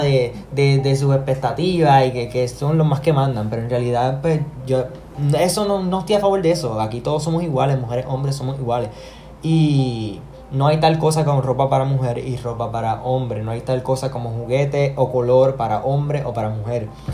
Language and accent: Spanish; Puerto Rico; mi pueblo, en Macao